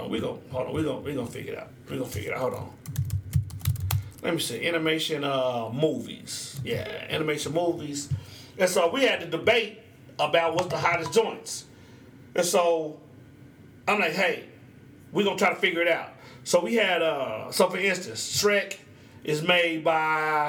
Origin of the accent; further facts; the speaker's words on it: Oklahoma, United States; I'm from Oklahoma